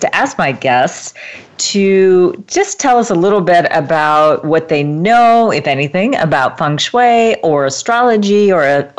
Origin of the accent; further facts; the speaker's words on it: United States; I'm from Eastern European descent as well, but I was born in America